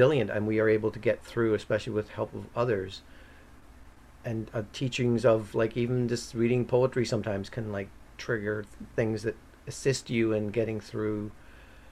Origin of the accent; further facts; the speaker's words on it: Ireland; now in Canada; I'm from Ireland